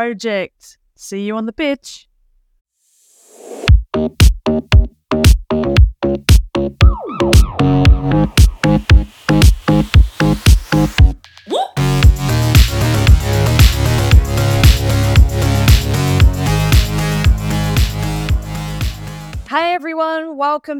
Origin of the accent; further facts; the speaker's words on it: England, United Kingdom; I am English